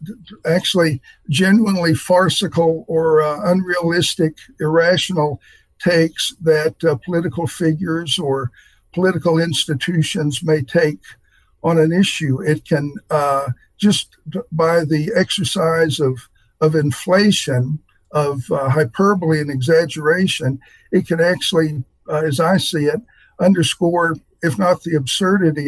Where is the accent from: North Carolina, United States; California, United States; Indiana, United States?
North Carolina, United States; near Morganton; moved away as an adult; now in Nebraska, United States; I grew up only 30 minutes away from Morganton, North Carolina